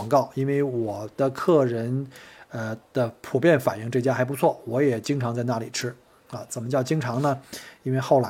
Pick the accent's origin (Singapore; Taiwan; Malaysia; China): China; Beijing; 当然不能跟这个国内呀，像我从北京来，像北京什么簋街那种各种口味啊、风格呀。